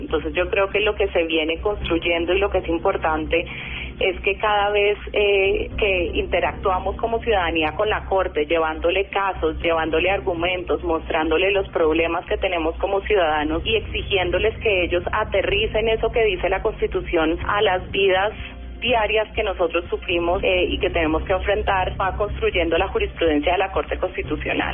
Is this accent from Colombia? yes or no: yes; Colombia; como colombiana